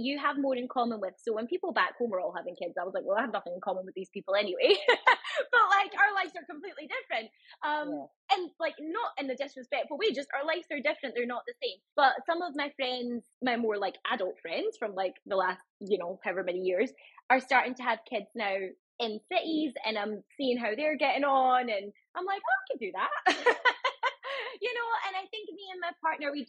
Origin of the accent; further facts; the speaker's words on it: Scotland, United Kingdom; moved away as an adult; also born or lived in London; I'm originally from Scotland. I'm from quite a small town in Scotland.